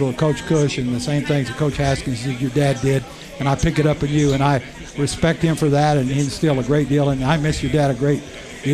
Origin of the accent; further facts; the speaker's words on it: Ysleta, Texas, United States; moved away as an adult; And I'm from Esaleta, Texas